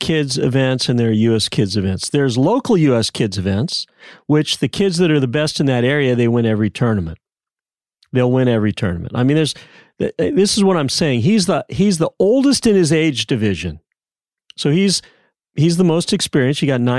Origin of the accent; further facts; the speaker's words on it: San Diego, California, United States; now in Dallas, United States; When I grew up in San Diego, they said the San Diego Junior Golf Association was by far the best junior golf association in the world.